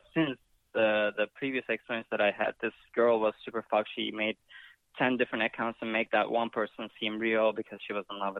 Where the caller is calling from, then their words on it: Canada; So, I'm calling you from Canada.